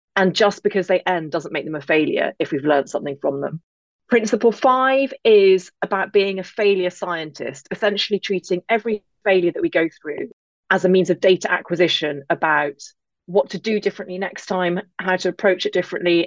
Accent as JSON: {"language": "English", "region": "England", "country": "United Kingdom", "also_born_or_lived": "Derry, Northern Ireland", "accent": "English", "said": "I am English, as you can hear, but I actually grew up in Northern Ireland, just outside Derry. But I never lost my accent."}